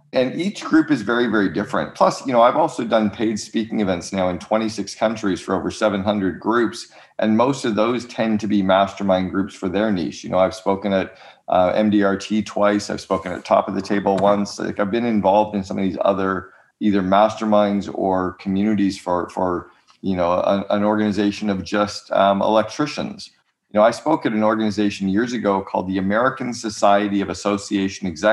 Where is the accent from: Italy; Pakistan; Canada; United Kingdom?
Canada; moved away as an adult; now in United States; As a Canadian